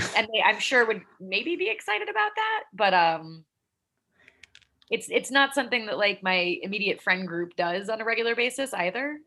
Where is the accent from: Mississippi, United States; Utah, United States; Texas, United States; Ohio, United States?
Utah, United States; Salt Lake City; moved away as an adult; also born or lived in Delaware / Boston; now in New York, United States; I was born in Delaware. Uh, lived there till I was 10, and then my parents moved us to Salt Lake City, Utah. So oh. I spent my formative years out west um, from when I was 10 to when I was 18